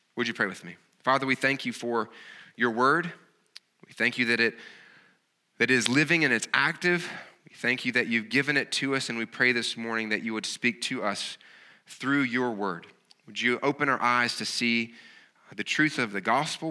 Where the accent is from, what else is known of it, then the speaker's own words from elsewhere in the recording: the South, United States; accent: Southern; as you can kinda tell from my accent, I'm not, I have a, a Southern kind of accent